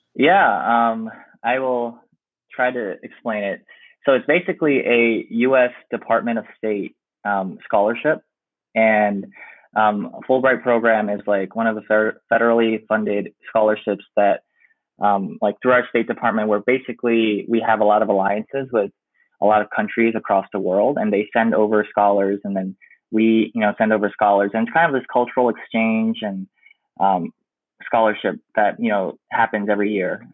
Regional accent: New York City, New York, United States; moved away as an adult; I'm like from New York City

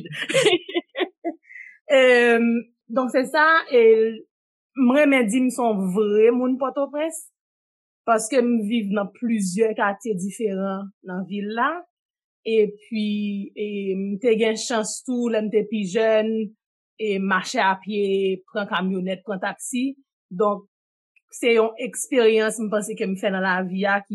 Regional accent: Port-au-Prince, Ouest, Haiti; moved away as an adult; now in Canada; E Kanadyen m vin sa nan gran moun. E m sot Port-au-Bresse. M fet m grandi, m fe 26 premye ane nan la vim Port-au-Bresse.

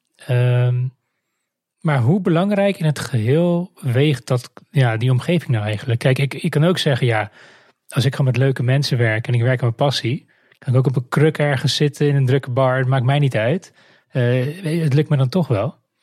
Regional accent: Netherlands; we er als Nederlanders

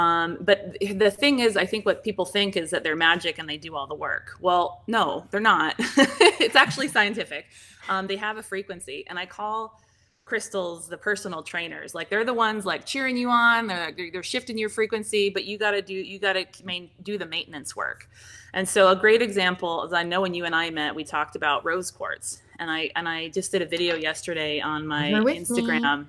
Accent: Seattle, Washington, United States; now in Arizona, United States; I'm from Seattle, Washington originally.

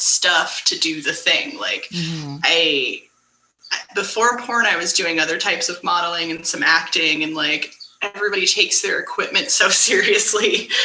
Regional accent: San Francisco, California, United States; I'm from San Francisco

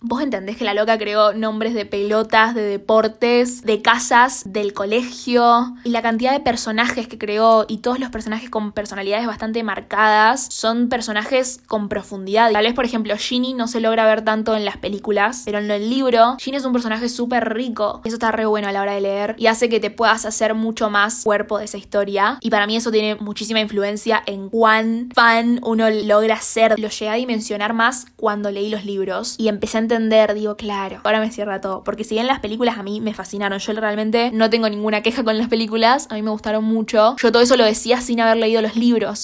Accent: Argentina

